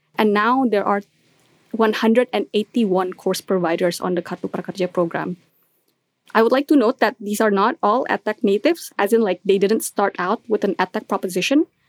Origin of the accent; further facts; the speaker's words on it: Indonesia; I'm from Indonesia